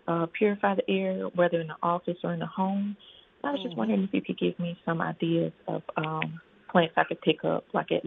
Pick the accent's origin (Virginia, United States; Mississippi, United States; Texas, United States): Mississippi, United States; Jackson; now in Mobile, United States; I'm in Mobile, but I'm from Jackson, Mississippi, so does that count?